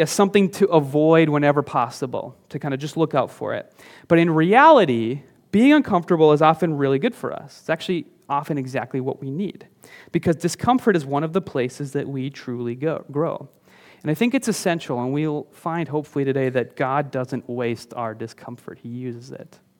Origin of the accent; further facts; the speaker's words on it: northern Minnesota, United States; moved away; there was a house on the outskirts of my hometown. It's up in, in northern Minnesota, um, just kind of a s, a small town out there